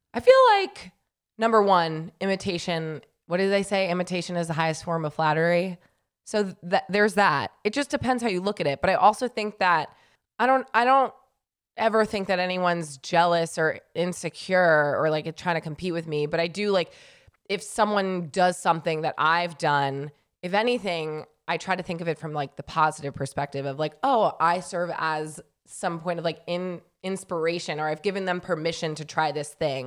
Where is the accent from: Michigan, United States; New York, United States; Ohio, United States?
New York, United States; now in Southern California, United States; I'm from New York